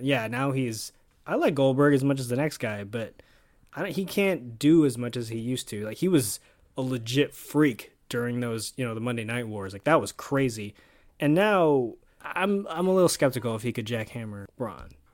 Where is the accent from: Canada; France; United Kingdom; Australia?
Canada; Us Canadians stick together.